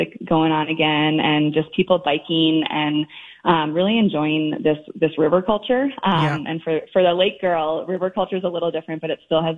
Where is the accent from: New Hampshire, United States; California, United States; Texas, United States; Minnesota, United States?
Minnesota, United States; Twin Cities area; I grew up in the Twin Cities area